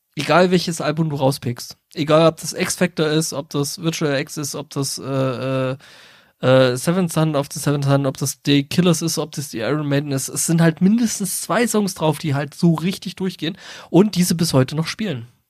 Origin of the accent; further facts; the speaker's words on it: Saxony, Germany; ich komme ja aus Sachsen